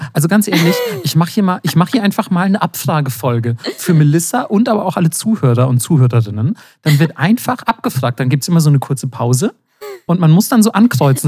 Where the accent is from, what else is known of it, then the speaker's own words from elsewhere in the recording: Germany; als Deutscher